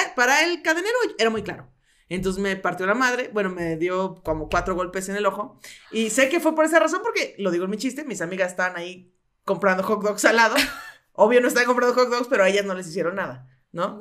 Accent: Mexico City, Mexico; also born or lived in Coacalco, State of Mexico; viví mucho tiempo en, la, en el sur, sur de las, o sea, por donde está la salida a Cuernavaca, ahí viví

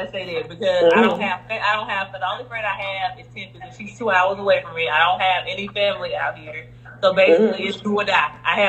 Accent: Lake Providence, Louisiana, United States; I am the owner of Financial Freedom. I was born in Lake Providence, Louisiana. I am 25 years old.

